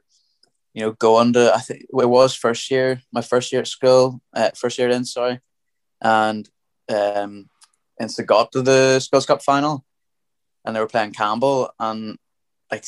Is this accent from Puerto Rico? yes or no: no; Dromore, Northern Ireland, United Kingdom; I'm from Dromore originally. So I played a lot of rugby when I was coming through, you know, at Dromore Mini Rugby Club